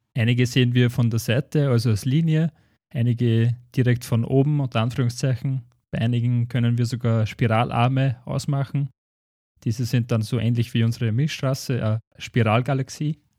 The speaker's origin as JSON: {"language": "German", "town": "Schärding", "region": "Upper Austria", "country": "Austria", "said": "bei uns in Schering"}